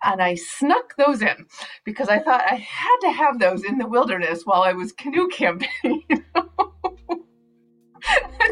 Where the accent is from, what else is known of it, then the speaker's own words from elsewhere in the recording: Minnesota, United States; also born or lived in the Midwest / the West / Latin America; I am definitely a Minnesotan.